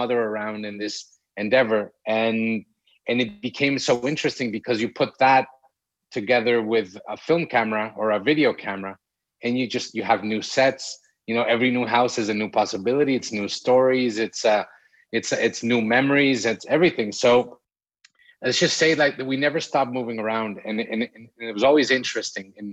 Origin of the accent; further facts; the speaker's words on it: Mexico City, Mexico; now in Acapulco, Mexico; We're from Mexico City. We were born and raised in Mexico City